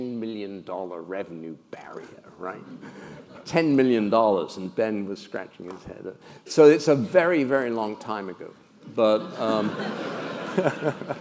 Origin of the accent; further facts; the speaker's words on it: United Kingdom; moved away as an adult; now in United States; I grew up in the Britain that predated Margaret Thatcher